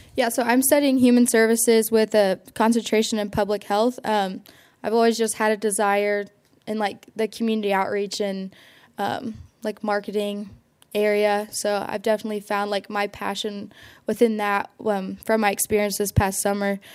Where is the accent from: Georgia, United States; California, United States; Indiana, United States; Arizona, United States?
Indiana, United States; Seymour; I'm from Seymour, Indiana, so hometown of John Mellencamp